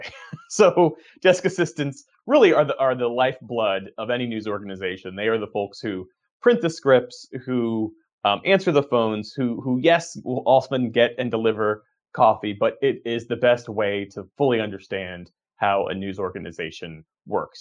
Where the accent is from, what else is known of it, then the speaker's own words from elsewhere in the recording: Voorhees, New Jersey, United States; I grew up outside of Philadelphia, uh, in Sou-, South Jersey, Voorhees, New Jersey.